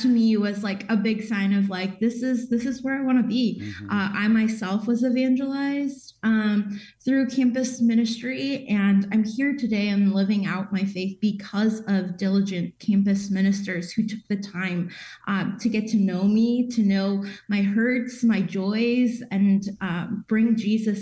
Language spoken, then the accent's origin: English; Chicago, Illinois, United States; also born or lived in Indiana; I'm from Chicago originally, but have kind of moved between Indiana and Illinois